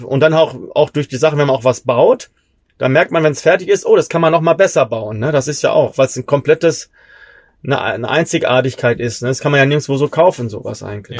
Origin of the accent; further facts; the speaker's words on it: Germany; ich als Deutscher